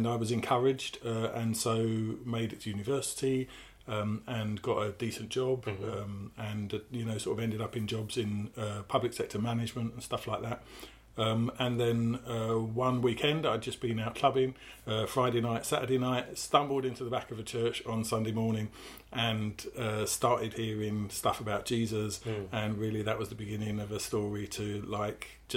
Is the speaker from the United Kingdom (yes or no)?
yes; Essex, East of England, United Kingdom; I am from Essex. I grew up in Essex